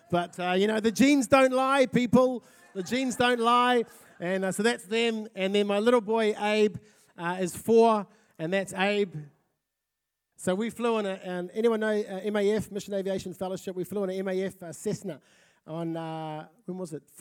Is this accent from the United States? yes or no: no; South Auckland, Auckland, New Zealand; now in Napier, New Zealand; I'm originally from South Auckland, and uh, we've been in Napier for three years.